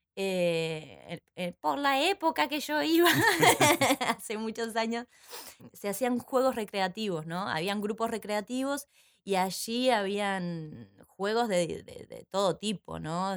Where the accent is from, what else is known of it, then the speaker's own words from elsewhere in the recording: San José de Mayo, San José, Uruguay; now in Montevideo, Uruguay; cuando era chica en San José, yo soy de San José